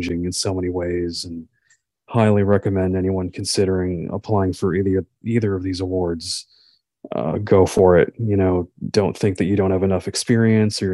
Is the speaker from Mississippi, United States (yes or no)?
no; Wesley Chapel, Florida, United States; I'm from Florida, from Wesley Chapel, Florida